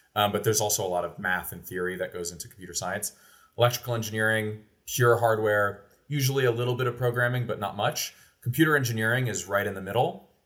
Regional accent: Oldham County, Kentucky, United States; moved away as an adult; my family moved to Kentucky in two thousand four when I was, like, nine years old. So even to this day, when people ask where I'm from, I always say I'm from Kentucky. Uh, specifically, I grew up in Oldham County

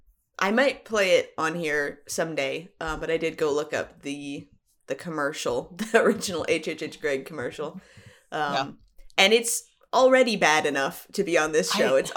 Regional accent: Iowa, United States; Oh, state. Iowa.

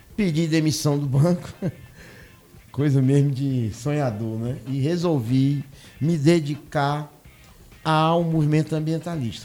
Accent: Fortaleza, Ceará, Brazil; moved away as an adult; also born or lived in Santa Luzia, Paraíba; now in Brasília, Brazil; Eu sou cearense, nascido em Fortaleza

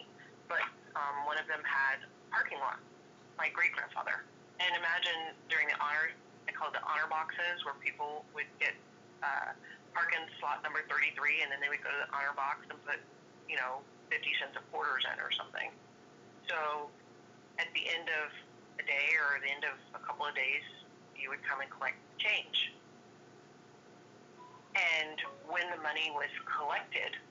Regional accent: Austin, Texas, United States; moved away as an adult; also born or lived in Boston / New York; going to college at UT, which is my hometown in Austin

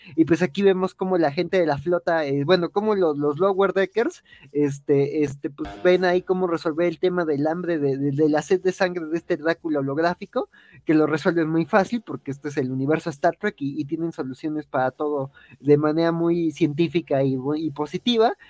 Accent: Mexico; como mexicano

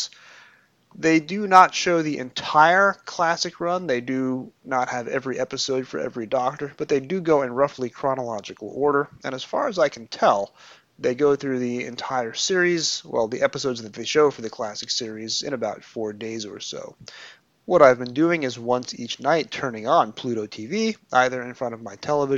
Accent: United States; both being American

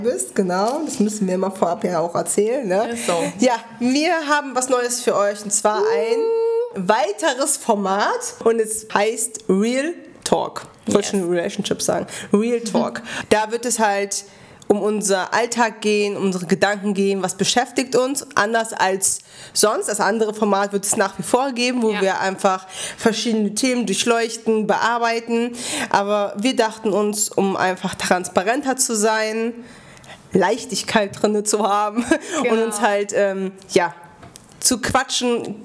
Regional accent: Bremen, Germany; wir sind Bremer. Also ich ja schon immer.

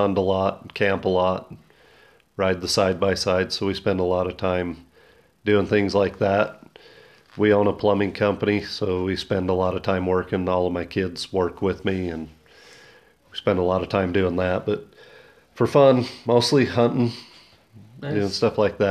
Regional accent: Southern Utah, United States; I was the first person from Southern Utah to ever win it.

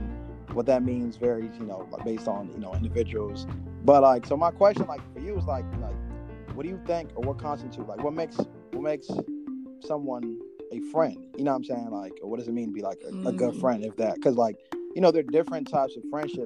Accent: Ghana; I'm 25. I'm from Ghana

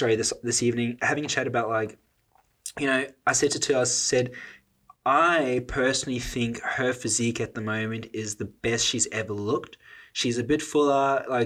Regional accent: South Africa; I'm South African. Like, we grow up around food

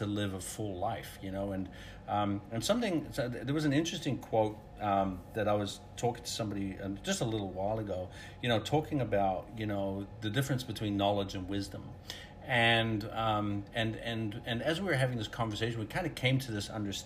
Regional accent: Netherlands; moved away; I grew up in Holland, so everybody rides bike

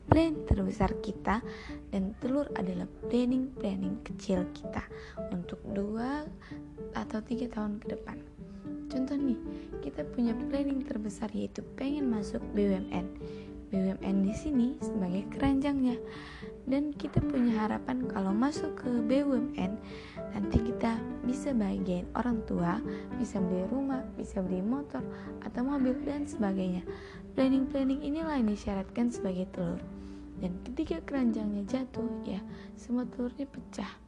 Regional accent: Medan, North Sumatra, Indonesia; Asalku dari Medan, Sumatera Utara.

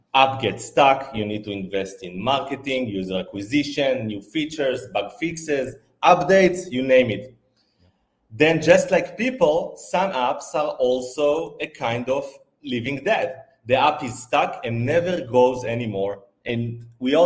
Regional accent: Israel; moved away as an adult; also born or lived in Italy / Thailand; now in Phuket, Thailand; I'm originally from Israel. I lived there

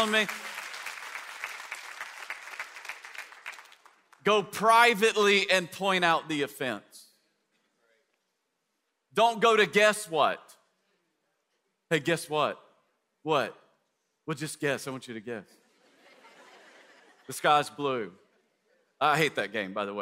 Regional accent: East Tennessee, United States; moved away; people in East Tennessee where I grew up

